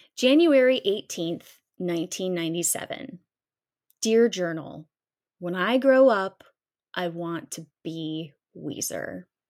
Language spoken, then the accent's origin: English; Columbia, South Carolina, United States; originating right from my hometown